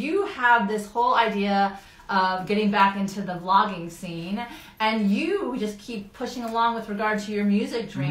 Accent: Orlando, Florida, United States; also born or lived in Altamonte Springs; I grew up in Orlando

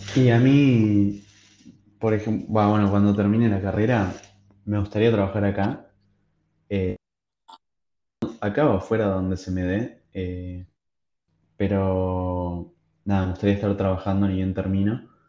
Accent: Argentina; somos tipo país de Sudamérica, que somos un país, no sé, que puedo decir que es tercermundista

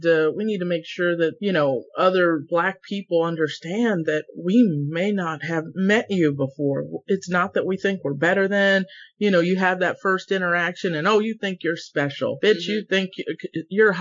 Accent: Central Florida, United States; I grew up in Central Florida

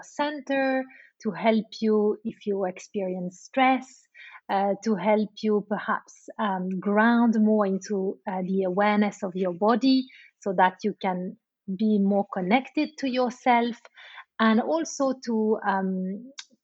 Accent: Switzerland; moved away as an adult; now in London, United Kingdom; I'm originally from Switzerland, and I live in London-based since 10 years.

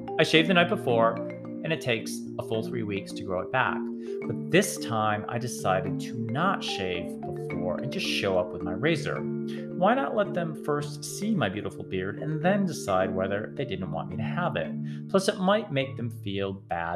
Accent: Springfield, Massachusetts, United States; now in Georgia, United States; my hometown in Massachusetts

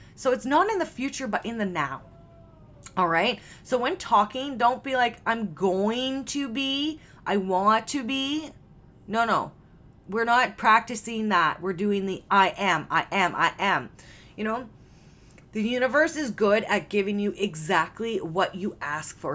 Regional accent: Canada; I am Canadian

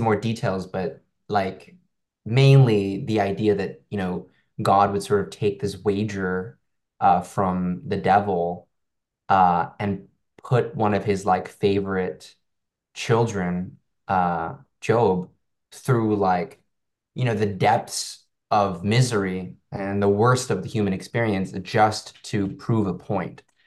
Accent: Hong Kong; I, I come from Hong Kong

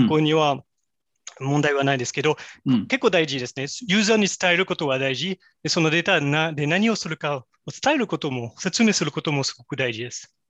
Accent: France; Japanese is a second language; moved away as an adult; also born or lived in Kobe, Japan; now in Japan; 私はもともとフランス出身でですけれども、実は日本で働いてもう18年間経ちました。

